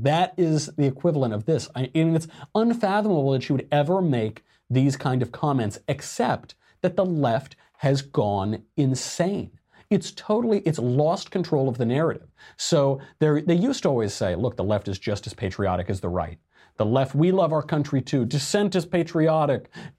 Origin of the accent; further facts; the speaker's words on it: Arizona, United States; you're going to end up like those troglodyte knuckle draggers in my home state of Arizona.